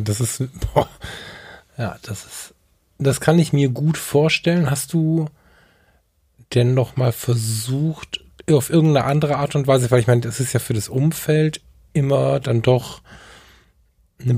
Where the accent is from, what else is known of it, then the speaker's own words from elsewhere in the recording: Ratingen, North Rhine-Westphalia, Germany; Ich bin in Rating geboren.